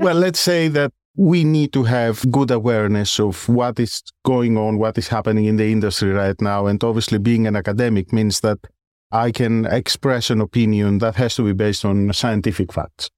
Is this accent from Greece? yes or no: yes; Greece; moved away as an adult; now in London, United Kingdom; As you may have guessed from my surname and my accent, I originate from Greece. I grew up there, I did my school there